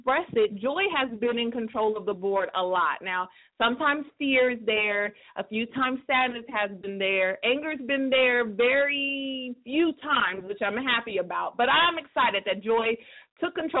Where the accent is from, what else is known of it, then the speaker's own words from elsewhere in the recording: California, United States; I'm from California